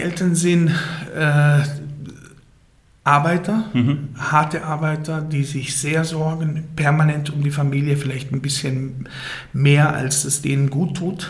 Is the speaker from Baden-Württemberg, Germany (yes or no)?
yes; Titisee-Neustadt, Baden-Württemberg, Germany; ich bin äh, geboren und aufgewachsen im Schwarzwald